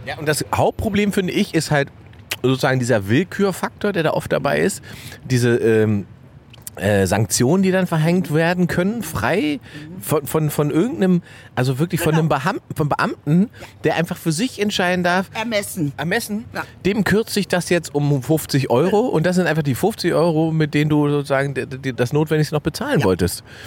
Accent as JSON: {"language": "German", "country": "Germany", "said": "dass ich nicht Brasilianer bin, sondern dass ich Deutsch bin"}